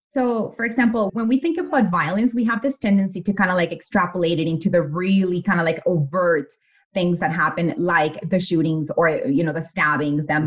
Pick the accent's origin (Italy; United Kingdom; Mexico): Mexico; moved away; having been born and raised in Mexico, growing up there